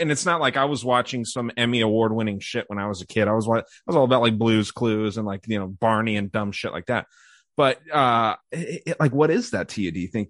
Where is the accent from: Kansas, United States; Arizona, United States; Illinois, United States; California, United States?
Arizona, United States; my home state of Arizona